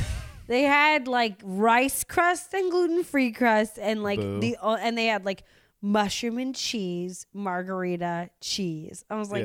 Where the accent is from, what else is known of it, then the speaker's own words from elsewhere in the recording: Seattle, Washington, United States; now in Los Angeles, United States; I'm from Seattle